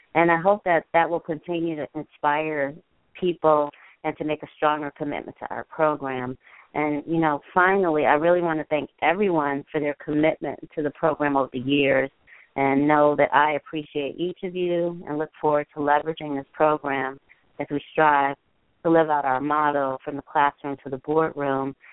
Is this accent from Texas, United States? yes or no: no; Chicago, Illinois, United States; I am in Chicago, my hometown